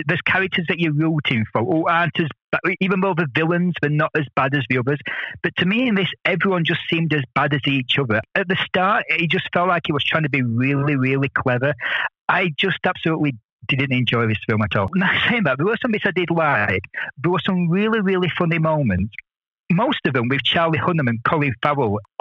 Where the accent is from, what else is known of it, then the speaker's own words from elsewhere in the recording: the north of England, United Kingdom; it's the northerner in me.